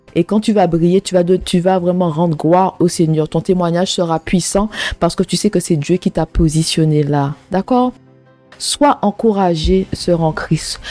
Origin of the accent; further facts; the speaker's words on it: Martinique; moved away as an adult; also born or lived in England; now in United Kingdom; je viens de la Martinique, un pays ensoleillé un pays qui, ressemble à un paradis. La Martinique, c'est vraiment un paradis, c'est beau. Les, je dis pas que c'est parfait, hein. il n'y a, y a aucun endroit, il y a aucun pays qui est parfait, d'accord, mais c'est vraiment mon pays de naissance, mon pays natal